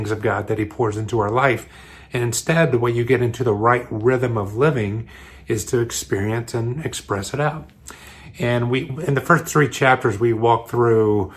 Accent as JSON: {"language": "English", "region": "New York", "country": "United States", "said": "I live in New York. I'm from Long Island City"}